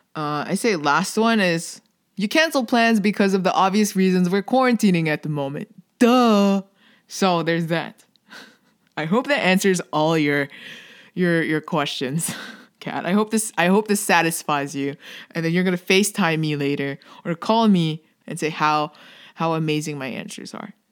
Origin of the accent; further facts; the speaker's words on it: Philippines; I'm Filipino